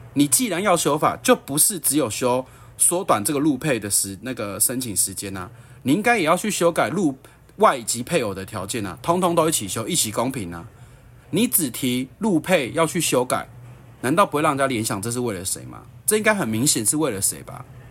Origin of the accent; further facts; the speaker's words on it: Taiwan; 我们台湾人如果要成为大陆人的法规